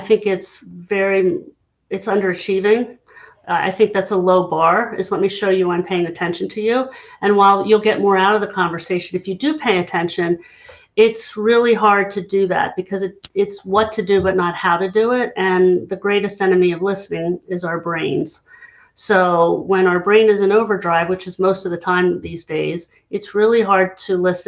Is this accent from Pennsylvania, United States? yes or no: yes; Hershey, Pennsylvania, United States; I'm from Hershey, Pennsylvania, for anybody who knows, Chocolate Town, USA. I smelled more manure than chocolate growing up because I lived just 10 minutes outside the town, very rural.